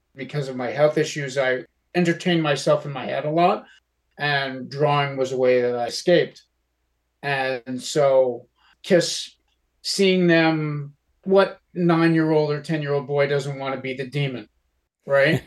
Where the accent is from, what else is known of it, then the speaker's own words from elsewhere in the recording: Yonkers, New York, United States; Growing up in Westchester County, Yonkers, New York